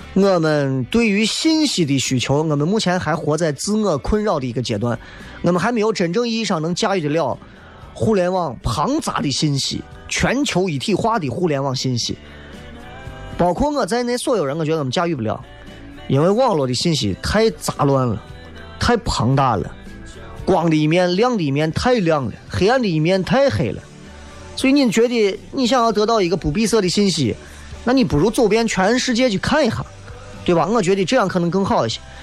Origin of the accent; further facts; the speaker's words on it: Xi'an, Shaanxi, China; 咱作为一个西安人